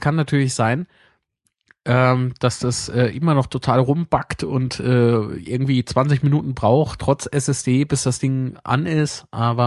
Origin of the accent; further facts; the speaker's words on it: Zweibrücken, Rhineland-Palatinate, Germany; moved away; ich habe äh, eine Wohnung in meiner Heimatstadt in Zweibrücken und eine hier, äh, wo ich jetzt halt wohne.